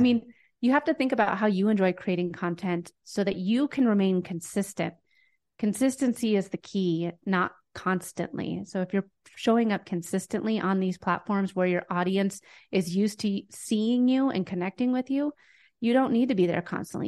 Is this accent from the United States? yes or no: yes; Denver, Colorado, United States; I'm from Denver, Colorado.